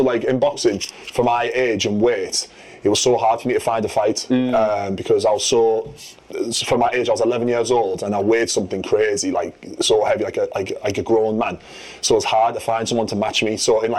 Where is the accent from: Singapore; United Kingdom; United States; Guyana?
United Kingdom; Middlesbrough, North East England; I'm from Middlesbrough. I'm 7 foot tall.